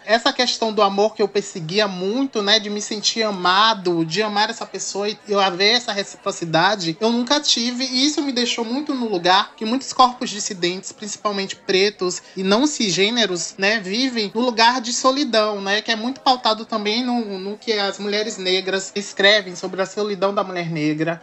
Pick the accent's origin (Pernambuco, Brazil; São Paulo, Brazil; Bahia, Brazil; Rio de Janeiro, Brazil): Bahia, Brazil; Santo Antônio de Jesus; moved away as an adult; now in Salvador, Brazil; sou natural de Santo Antônio de Jesus, Bahia, Recôncavo Baiano, né, mas resido em Salvador há 10 anos